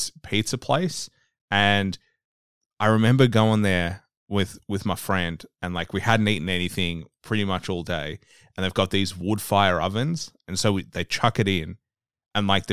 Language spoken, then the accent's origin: English; Australia; I'm from Australia.